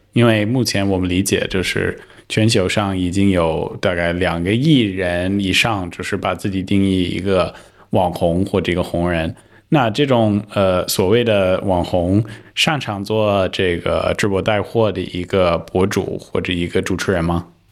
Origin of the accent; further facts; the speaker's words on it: United States; Chinese is a second language; moved away; 作为一个美国人